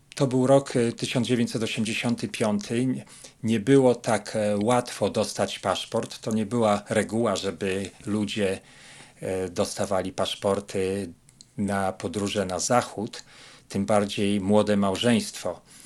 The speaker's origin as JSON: {"language": "Polish", "town": "Łódź", "region": "Łódź Voivodeship", "country": "Poland", "moved": "as an adult", "lives_now": "United States", "said": "Pochodzimy z Łodzi"}